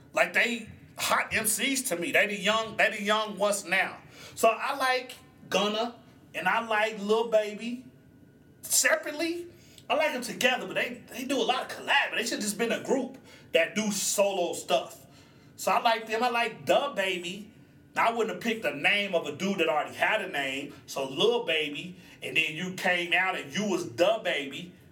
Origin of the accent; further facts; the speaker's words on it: Oklahoma, United States; I'm from Oklahoma